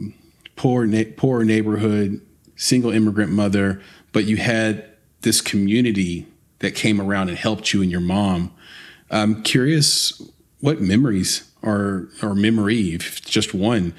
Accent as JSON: {"language": "English", "area": "Lower Antioch and Woodbine", "region": "Tennessee", "country": "United States", "tie": "born or raised there", "said": "I grew up in Lower Antioch and in Woodbine, not the best areas."}